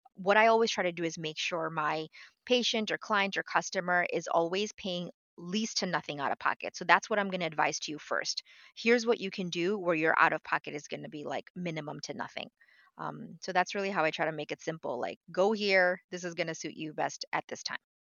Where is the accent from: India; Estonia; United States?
United States; New York City, New York; moved away as an adult; also born or lived in Bangladesh; now in Florida, United States; I am, uh, originally from Bangladesh. I grew up in New York City, uh, but right now I'm living in sunny Florida